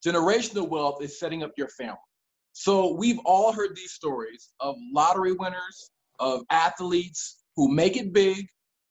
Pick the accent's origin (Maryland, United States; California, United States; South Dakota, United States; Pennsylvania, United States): Maryland, United States; also born or lived in North Carolina; I was born and raised in Maryland